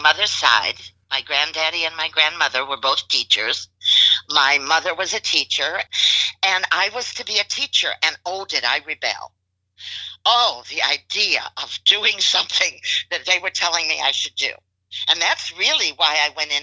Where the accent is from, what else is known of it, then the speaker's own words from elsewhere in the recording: Chicago, Illinois, United States; moved away as an adult; now in Houston, United States; I was born and raised in Chicago. I left there in 1970